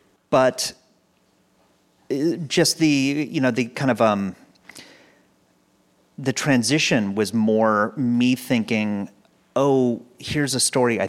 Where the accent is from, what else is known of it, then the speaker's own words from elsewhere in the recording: Pasadena, California, United States; Pasadena, and where I still live. So I actually live on the block that my kindergarten was on.